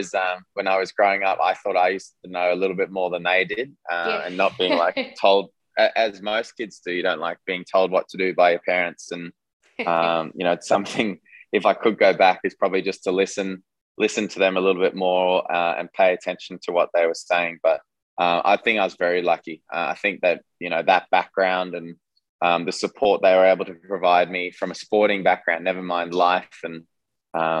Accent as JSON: {"language": "English", "country": "Australia", "tie": "born or raised there", "also_born_or_lived": "South Africa", "said": "I was born and raised in South Africa. I moved over to Australia when I was 7 years old in 2001 with my family"}